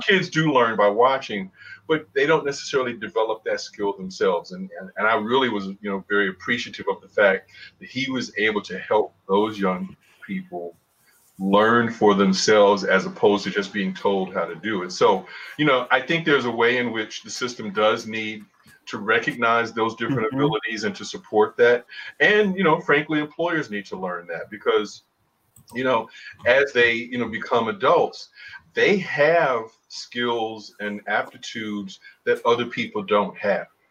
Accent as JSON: {"language": "English", "town": "Chicago", "region": "Illinois", "country": "United States", "tie": "born or raised there", "moved": "yes", "said": "the guys I grew up with on the South Side of Chicago"}